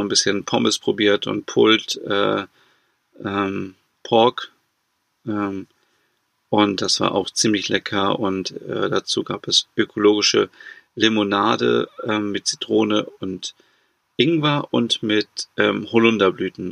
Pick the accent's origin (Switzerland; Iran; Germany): Germany; bei uns in Deutschland